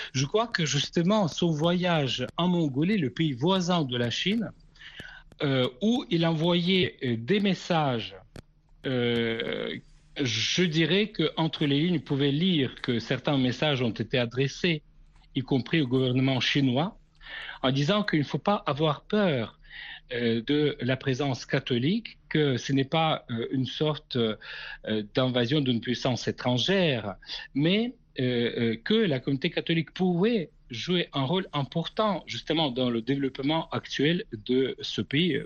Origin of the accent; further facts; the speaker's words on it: Kazakhstan; moved away; du Kazakhstan, mon pays natal